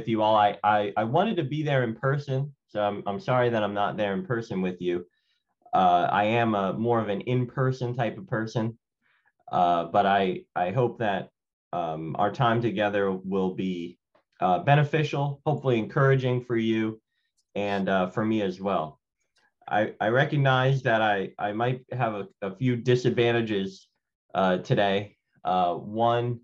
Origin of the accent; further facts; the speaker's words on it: Philadelphia, Pennsylvania, United States; I'm born and raised in Philadelphia.